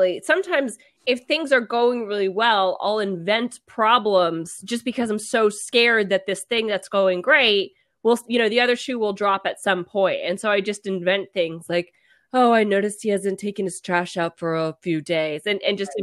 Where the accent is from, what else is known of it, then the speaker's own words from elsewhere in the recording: Mississippi, United States; I'm also from Mississippi